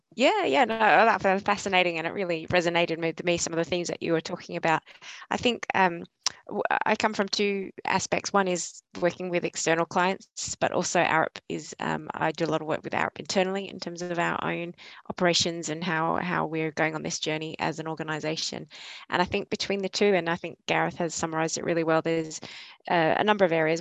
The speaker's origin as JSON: {"language": "English", "country": "Australia", "also_born_or_lived": "Yorkshire", "moved": "as an adult", "lives_now": "Leeds, United Kingdom", "said": "you probably tell from my accent, I'm not a local from northwestern Yorkshire, but I'm originally from Australia and I moved over here three and a half years ago with ARUP."}